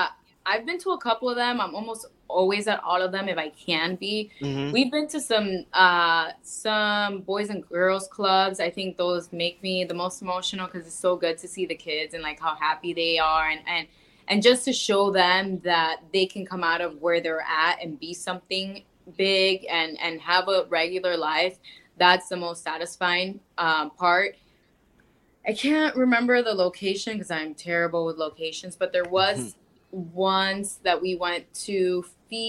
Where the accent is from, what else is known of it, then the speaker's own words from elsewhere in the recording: Miami, Florida, United States; in Miami, in my hometown